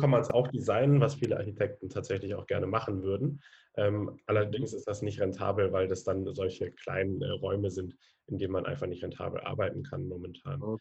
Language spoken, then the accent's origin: German; Konstanz, Baden-Württemberg, Germany; Ich komme aus Konstanz vom Bodensee und ich studiere gerade an der Zeppelin-Universität Soziologie, Politik und Ökonomie.